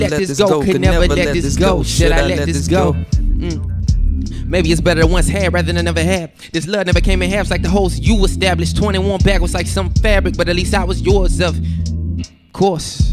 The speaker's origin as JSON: {"language": "English", "town": "Chattanooga", "region": "Tennessee", "country": "United States", "said": "I'm from Chattanooga, Tennessee."}